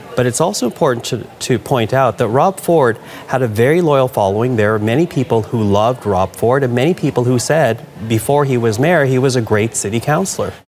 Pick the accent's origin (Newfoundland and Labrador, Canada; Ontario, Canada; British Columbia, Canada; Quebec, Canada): Ontario, Canada; Toronto